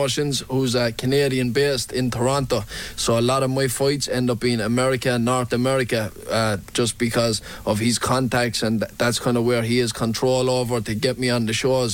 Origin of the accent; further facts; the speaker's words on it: Limerick, Munster, Ireland; growing up in Limerick